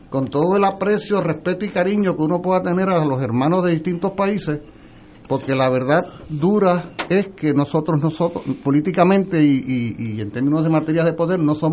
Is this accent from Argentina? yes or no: no; Puerto Rico; also born or lived in Mexico